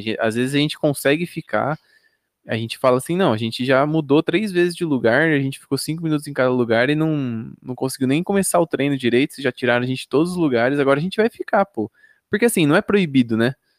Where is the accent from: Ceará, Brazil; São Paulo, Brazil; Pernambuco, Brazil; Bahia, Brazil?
São Paulo, Brazil; moved away as an adult; now in Campinas, Brazil; eu sou de São Paulo, mas eu moro em Campinas já tem 6, 7 anos